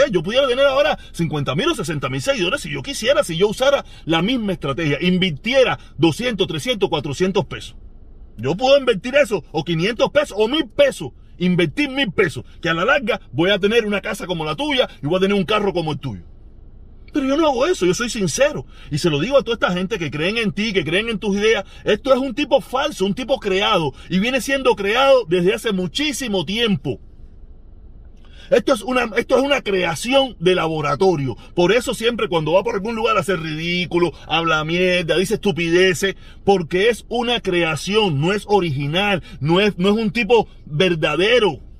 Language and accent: Spanish; Havana, Cuba; born there; Yo nací en El Vedado, yo nací en La Habana. O sea, yo soy un hombre de la ciudad.